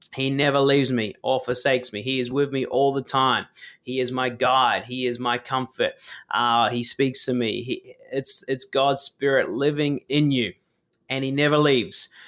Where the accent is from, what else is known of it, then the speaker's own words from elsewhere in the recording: New Zealand; I was born in New Zealand